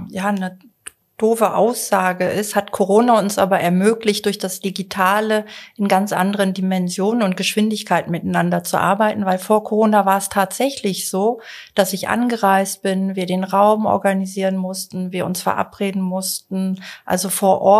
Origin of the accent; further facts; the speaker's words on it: Zurich, Switzerland; Ich komme aus Zürich, reise gerne mit der Bahn